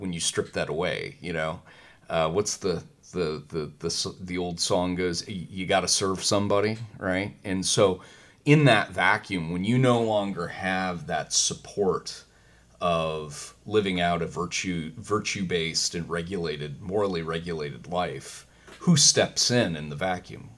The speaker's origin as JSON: {"language": "English", "country": "United States", "said": "I'm an American"}